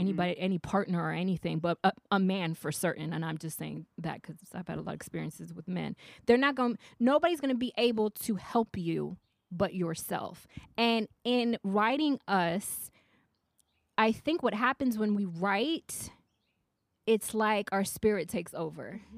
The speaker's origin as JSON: {"language": "English", "region": "the South", "country": "United States", "moved": "yes", "said": "I'm from the south"}